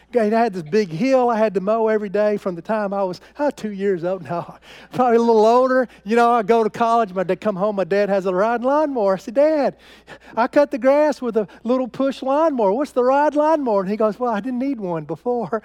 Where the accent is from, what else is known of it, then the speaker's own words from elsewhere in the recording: United States; I am an American